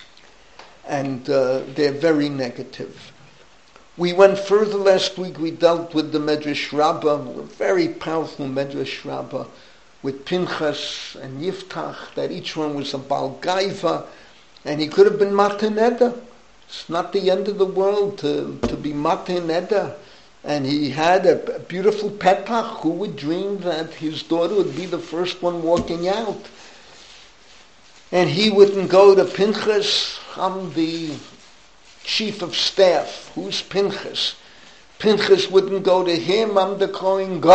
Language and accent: English; New York City, New York, United States; where I grew up in the Bronx